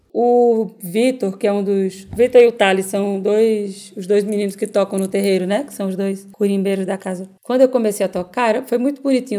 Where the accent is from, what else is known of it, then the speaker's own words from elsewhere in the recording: Recife, Pernambuco, Brazil; sou pernambucana de Recife